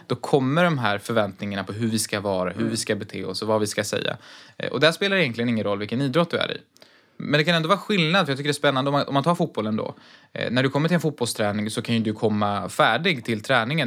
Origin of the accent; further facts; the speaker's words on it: Sweden; vårt land